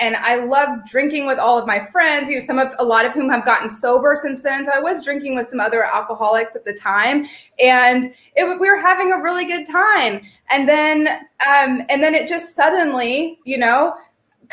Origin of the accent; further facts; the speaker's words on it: Kentucky, United States; moved away as an adult; also born or lived in Vermont; I'm from Kentucky.